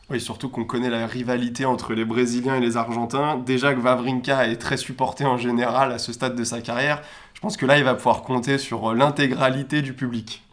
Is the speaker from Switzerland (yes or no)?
no; France; en tant que Français